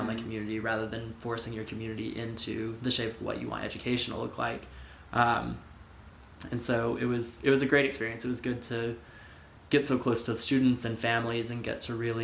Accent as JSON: {"language": "English", "region": "Texas", "country": "United States", "tie": "born or raised there", "moved": "as an adult", "lives_now": "Idaho, United States", "said": "my growing up in Texas"}